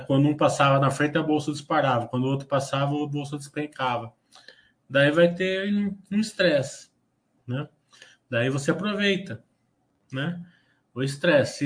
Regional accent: Brazil; nós, como brasileiros

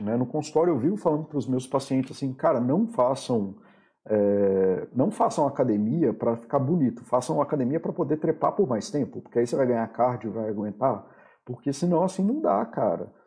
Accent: Brazil; Eu sou brasileiro, apesar de, de eu também não gostar de definições por países, mas eu sou brasileiro para todos os efeitos legais

